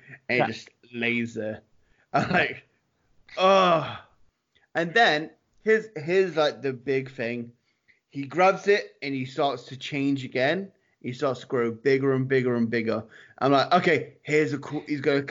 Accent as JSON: {"language": "English", "town": "Winnipeg", "region": "Manitoba", "country": "Canada", "said": "I'm from Winnipeg"}